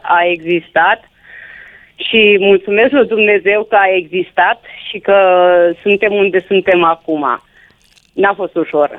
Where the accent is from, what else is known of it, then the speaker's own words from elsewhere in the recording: Reghin, Mureș County, Romania; eu nu sunt de Mulțea, sunt din Reghin.